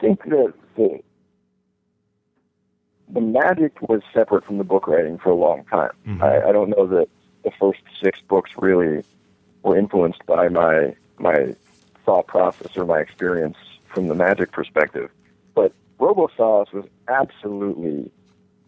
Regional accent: Rockland County, Hudson Valley, New York, United States; also born or lived in St. Louis; We grew up in Rockland County, which is in the Hudson Valley in New York

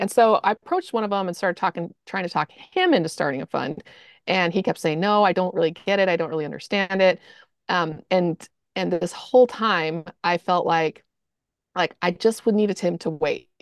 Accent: Austin, Texas, United States; moved away as an adult; also born or lived in Salt Lake City; So we're from Austin. We lived there for twenty years.

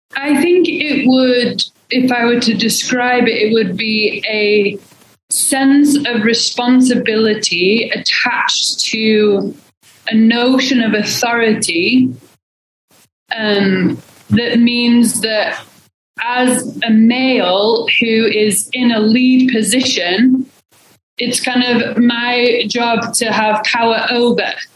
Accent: England, United Kingdom; also born or lived in Portland, Oregon; now in Salt Lake City, United States; I'm originally from England, but moved to Salt Lake City, um, in 2014

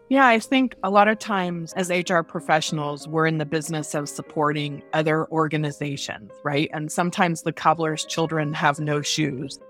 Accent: Dayton, Ohio, United States; I'm, uh, originally from Dayton, Ohio, the hub of the universe. and I grew up in a very traditional family.

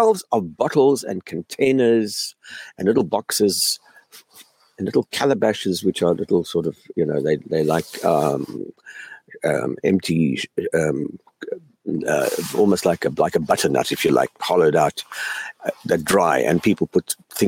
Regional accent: South Africa; moved away as an adult; also born or lived in Canada / Cape Town; now in United States; I grew up in South Africa during the height of apartheid

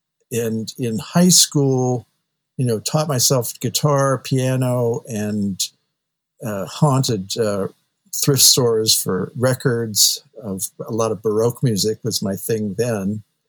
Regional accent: San Jose, California, United States; I was born and raised in San Jose, California, and then the peninsula.

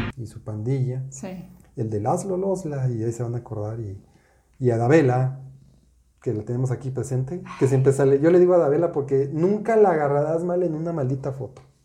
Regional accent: Mexico; yo crecí en los 70s en México

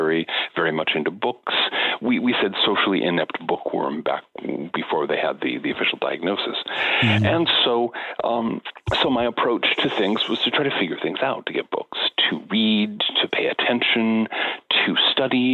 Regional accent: United States; growing up in the American suburbs in the 1960s and 1970s

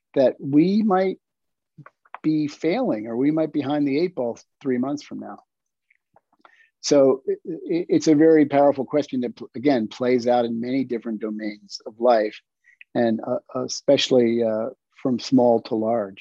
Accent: York, Pennsylvania, United States; moved away; I grew up in York, Pennsylvania

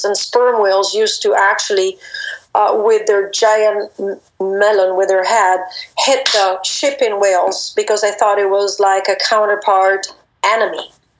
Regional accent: DR Congo; So I grew up in the Congo, and we kept spiders around.

